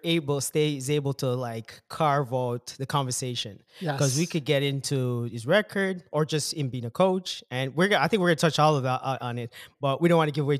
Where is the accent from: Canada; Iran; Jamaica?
Jamaica; I'm a cricket guy, I guess. I don't know. I'm Jamaican.